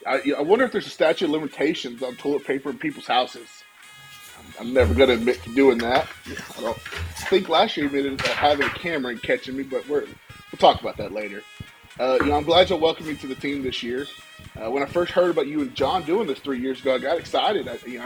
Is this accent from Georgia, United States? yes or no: no; Pilot Point, Texas, United States; now in Keller, United States; currently living in Keller with my beautiful wife, Jackie. I grew up in Pilot Point. I lived there for roughly about 20 years.